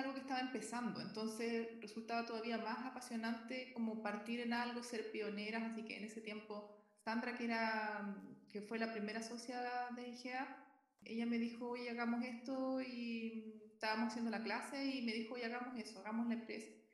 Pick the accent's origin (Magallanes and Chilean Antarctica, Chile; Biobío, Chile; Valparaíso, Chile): Biobío, Chile; Concepción; moved away as an adult; now in Viña del Mar, Chile; vivo en Viña del Mar, pero nací en Concepción, así que soy sureña